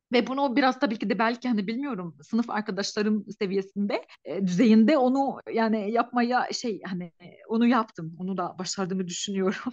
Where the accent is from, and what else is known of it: Lebanon; Turkish is a second language; moved away as an adult; also born or lived in Kayseri, Turkey; now in Turkey